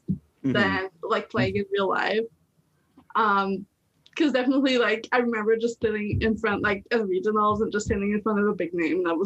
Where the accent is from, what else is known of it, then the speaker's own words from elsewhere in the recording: Montreal, Quebec, Canada; accent: heavy French accent; now in Toronto, Canada; I'm originally from Montreal, so that's why the heavy French accent